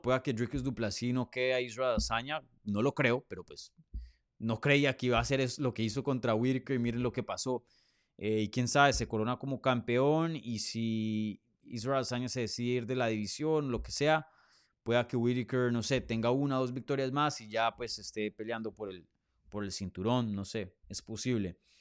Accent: Colombia; now in Miami, United States; yo nací en Colombia, me crié en Colombia.

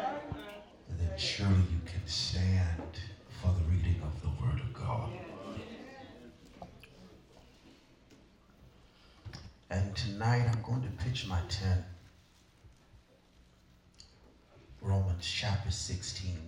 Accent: Fairmont, North Carolina, United States; I grew up in Fairmont, North Carolina

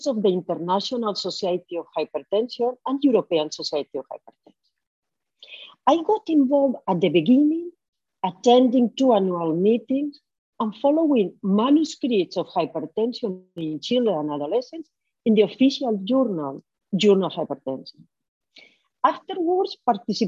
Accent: Valencia, Valencian Community, Spain; also born or lived in Chicago; I am from Valencia, Spain, here in the Mediterranean Sea.

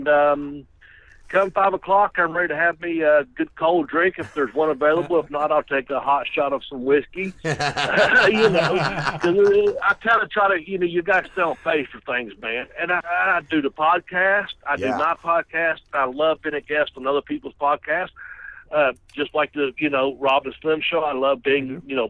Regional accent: Kentucky, United States; accent: southern; I'm in Kentucky, and if you detect the southern accent, that's because I'm a fucking from Kentucky

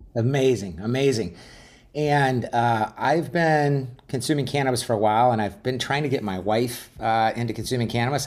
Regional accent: Glendale, Arizona, United States; I grew up in Glendale, Arizona

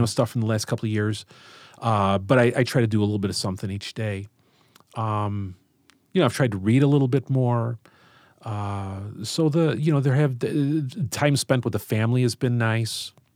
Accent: Chicago, Illinois, United States; I grew up in Chicago and, uh, went to Saint Lawrence High School and have always worked around here, so I'm, I'm part of the Southwest side

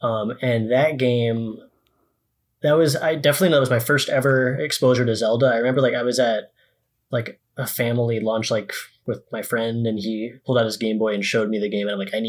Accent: West Bloomfield, Michigan, United States; This is West Bloomfield, Michigan, which is a—

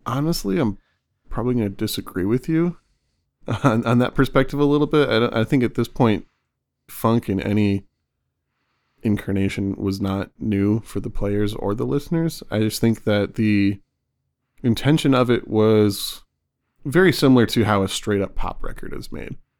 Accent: Michigan, United States; Growing up in Michigan

